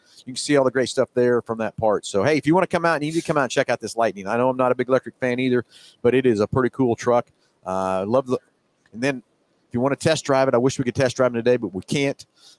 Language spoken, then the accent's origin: English; Halstead, Kansas, United States; my hometown, Halstead.